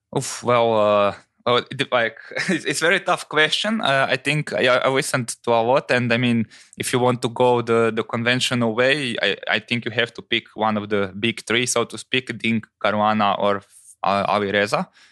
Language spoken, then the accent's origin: English; Croatia